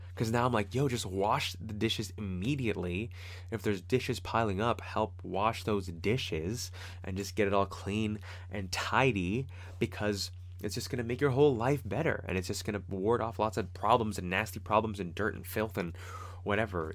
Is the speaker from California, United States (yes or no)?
yes; Fremont, California, United States; from Fremont and the kinds of people that I grew up with in Fremont